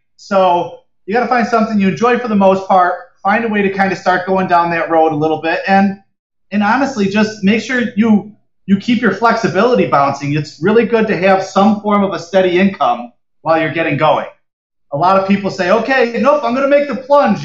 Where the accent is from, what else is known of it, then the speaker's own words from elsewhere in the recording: Rochester, New York, United States; growing up in Rochester when it, it gets so cold and so snowy in the winter